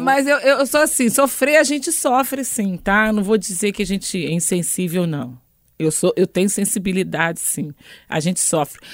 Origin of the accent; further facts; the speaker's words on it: Niterói, Rio de Janeiro, Brazil; Eu sou de Niterói, do Rio